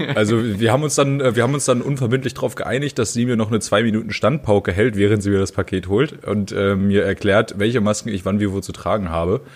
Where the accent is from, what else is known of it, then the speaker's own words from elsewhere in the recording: Germany; moved away; ich komme halt aus dem Harz